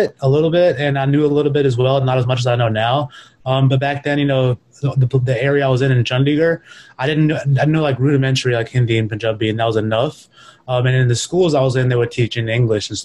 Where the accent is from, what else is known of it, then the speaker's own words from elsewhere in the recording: Mississippi, United States; also born or lived in New York, United States; I was born in New York and I only lived there for like a couple of years as a kid. My father kind of quickly moved us down south to Mississippi